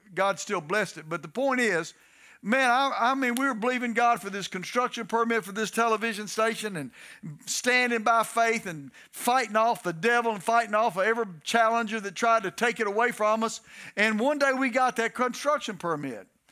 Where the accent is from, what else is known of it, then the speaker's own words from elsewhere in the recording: Texas, United States; also born or lived in Detroit, Michigan; now in Louisiana, United States; I'm a Southern boy. I'm from Texas.